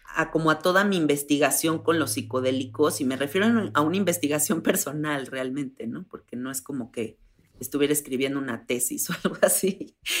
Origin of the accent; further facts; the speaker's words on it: Mexico; soy una mujer de 34 años, soy mexicana